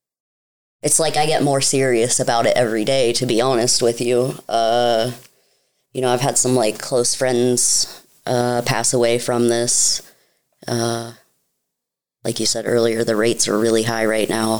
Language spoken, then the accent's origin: English; United States; I grew up in Carroll County